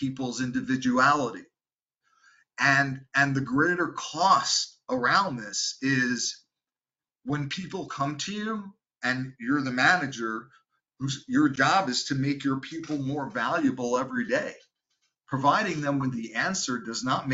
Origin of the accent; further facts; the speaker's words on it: New York, United States; I'm from New York and I talk fast